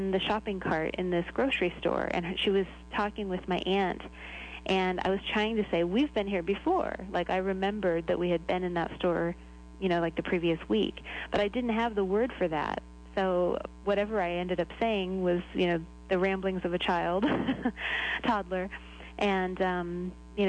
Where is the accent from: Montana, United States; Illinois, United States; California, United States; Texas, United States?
Illinois, United States; also born or lived in Ecuador; now in Nashua, United States; I was born in Illinois, and I was interested in languages from a pretty young age.